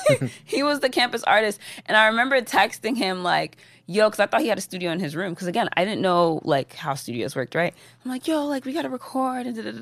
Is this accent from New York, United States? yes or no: no; Atlanta, Georgia, United States; But I spent most of my time growing up in Atlanta during my high school years. Mm-hmm. So I feel like those are more so the formative years of an individual. Growing up in Atlanta was great.